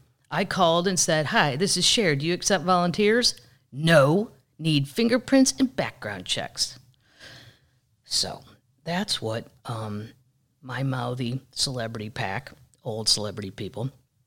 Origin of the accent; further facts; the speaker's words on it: Missouri, United States; I'm from Missouri, and there's a lot of good things about my state.